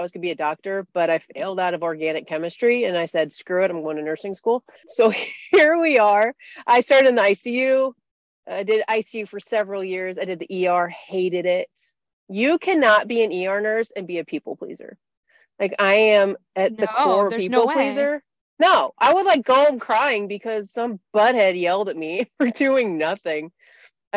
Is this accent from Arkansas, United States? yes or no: no; Central Illinois, United States; I grew up in Central Illinois.